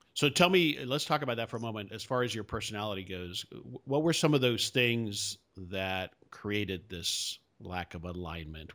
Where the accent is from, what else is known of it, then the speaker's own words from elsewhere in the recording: Hialeah, Florida, United States; now in Dallas, United States; I grew up in South Florida. I grew up in Hialeah for the most part